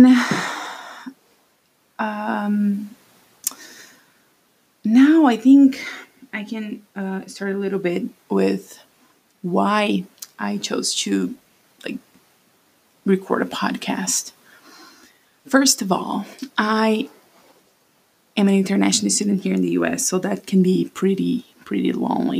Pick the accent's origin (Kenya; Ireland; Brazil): Brazil; first language Portuguese; English is a second language; moved away as an adult; now in United States; I'm Brazilian. I was born and raised there.